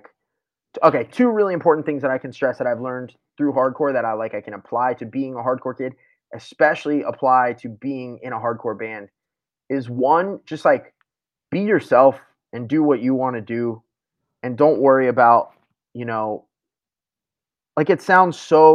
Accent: South Florida, United States; moved away as an adult; also born or lived in Tampa, Florida; now in Philadelphia, United States; I'd lived in South Florida for my whole life besides moving to Tampa for school for a couple of years

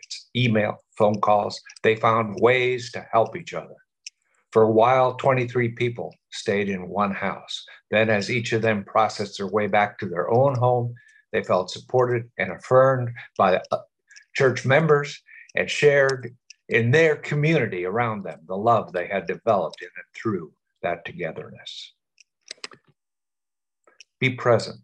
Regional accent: New Orleans, Louisiana, United States; we New Orleanians

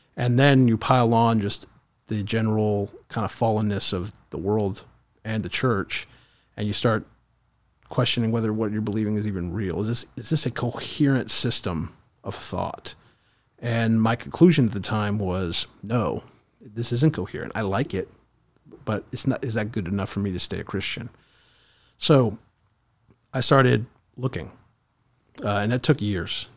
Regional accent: Kingwood, Texas, United States; I grew up here in, uh, Southeast Texas, uh, Lake Houston, Kingwood, Humble area

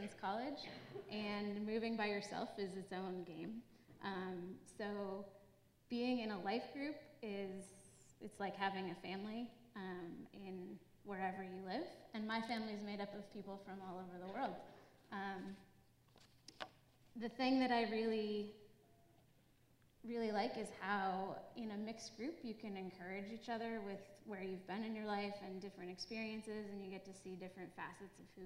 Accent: New England, United States; moved away as an adult; now in Virginia, United States; I'm from New England, so I'm not a Virginian.

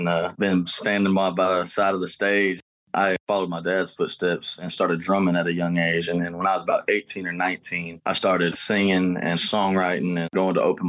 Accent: Houston, Texas, United States; also born or lived in Katy, Texas; Born and raised in Houston, Texas. I grew up here. My dad was in a bunch of bands, and so I was always been around the Houston music scene

